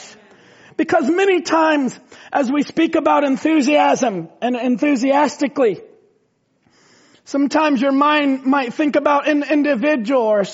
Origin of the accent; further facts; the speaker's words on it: Indiana, United States; we were raised in Indiana where there's tornadoes